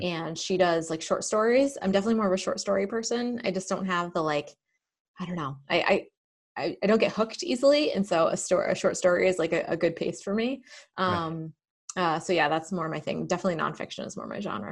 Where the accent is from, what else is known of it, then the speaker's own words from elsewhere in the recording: Manchester, New Hampshire, United States; also born or lived in Bedford, New Hampshire; I grew up in New Hampshire. Um, I'm in Bedford now, and I grew up in Manchester